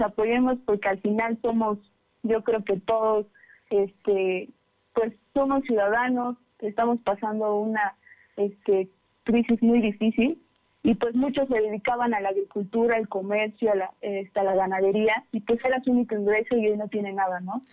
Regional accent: Pantepec, Puebla, Mexico; moved away; también soy de, también de la Sierra Norte, soy de Pantepec

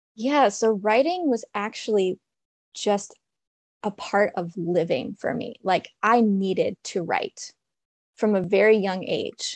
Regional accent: DC/Baltimore area, Maryland, United States; also born or lived in Washington, D.C.; I'm from Maryland, and from the D C, Baltimore area, I went to school in Baltimore.

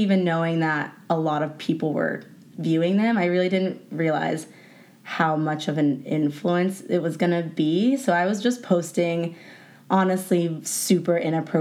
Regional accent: Houston, Texas, United States; moved away as an adult; now in Los Angeles, United States; I'm from Houston, Texas

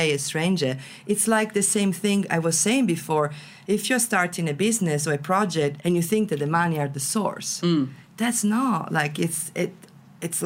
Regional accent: Venice, Veneto, Italy; English is a second language; I come from Venice, so it's full of tourists, right? I've been growing up with tourists around me.

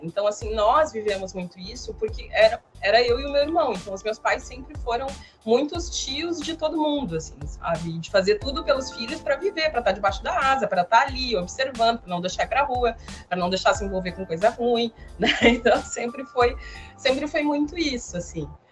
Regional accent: São Jerônimo, Rio Grande do Sul, Brazil; moved away as an adult; now in Torres, Brazil; eu sou natural de São Jerônimo, no Rio Grande do Sul, uma cidade perto de Porto Alegre. E morei lá quase a minha vida toda

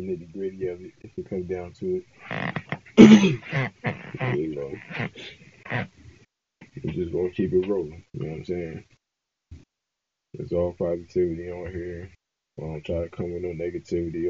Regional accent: Philadelphia, Pennsylvania, United States; I'm from West Philly. I was born and raised in West Philly. Damn near all my life

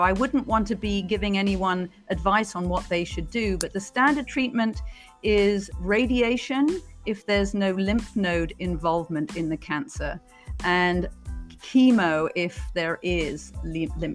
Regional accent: United Kingdom; moved away; also born or lived in Beijing; as you can probably tell from my accent, I'm originally from Britain

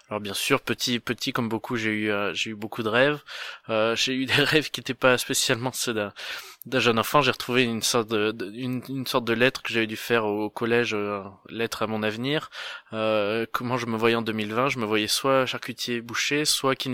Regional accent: Auvergne-Rhône-Alpes, France; je viens du coup du, du Cantal et mon père est à la base des entreprises entreprise de, charcuterie

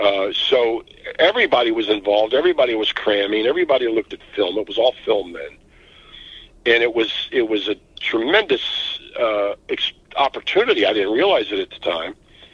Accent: Baltimore, Maryland, United States; I grew up in Baltimore. I didn't need any help on the quiz.

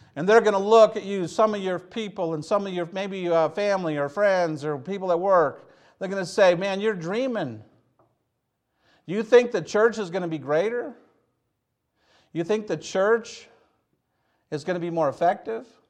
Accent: Hazel Park, Michigan, United States; I'm from Hazel Park, Michigan.

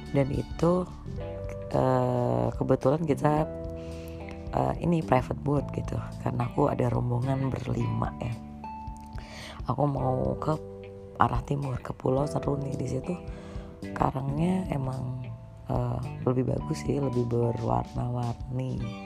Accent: Karimunjawa, Central Java, Indonesia; kita-kita orang Karimun nih, di situ.

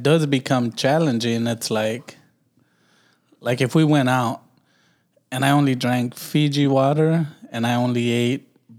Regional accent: Los Angeles, California, United States; I'm from Watts

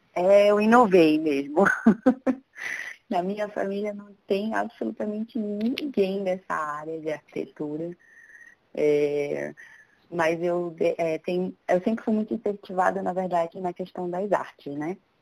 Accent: Belém, Pará, Brazil; moved away as an adult; now in São Paulo, Brazil; eu sou de Belém do Pará, eu nasci lá, me formei lá, inclusive, e vim para São Paulo em 2011

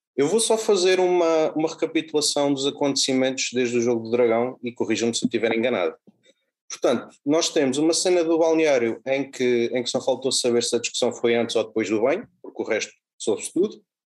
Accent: Alcanena, Santarém District, Portugal; also born or lived in Lumiar, Lisbon; now in Lisbon, Portugal; Eu sou natural de Alcanena, mas vivo no, no Lumiar

